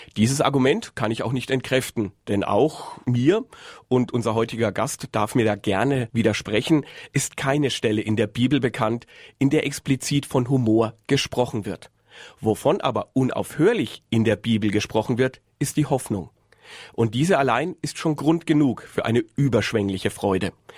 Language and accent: German; Würzburg, Bavaria, Germany; Ich bin ja waschechter Würzburger